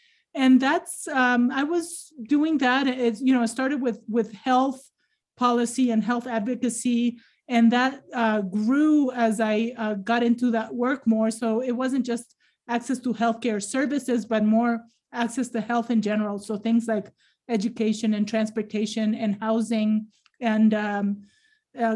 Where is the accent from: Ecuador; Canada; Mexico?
Ecuador; moved away as an adult; now in United States; I was born and raised in Ecuador